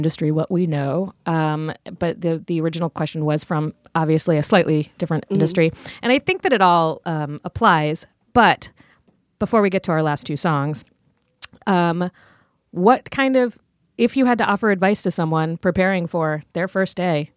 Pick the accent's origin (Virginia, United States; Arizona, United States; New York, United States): Virginia, United States; Richmond; I grew up in Richmond, Virginia